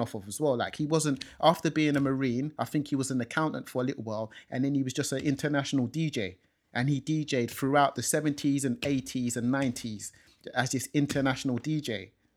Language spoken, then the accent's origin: English; London, United Kingdom; I was born in this country as well, in London. Um, growing up in London, in North London